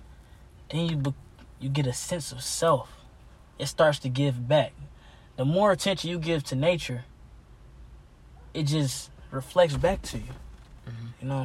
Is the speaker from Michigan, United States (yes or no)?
yes; Detroit, Michigan, United States; We in Detroit.